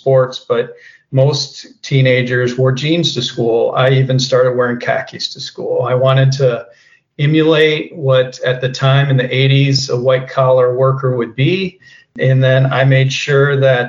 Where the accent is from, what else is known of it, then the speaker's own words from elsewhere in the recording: Iowa, United States; moved away; I'm from the Midwest, Iowa, and my dad was a meat packer